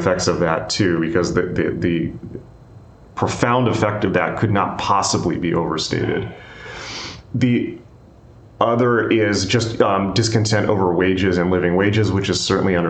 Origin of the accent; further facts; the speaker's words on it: United States; I am American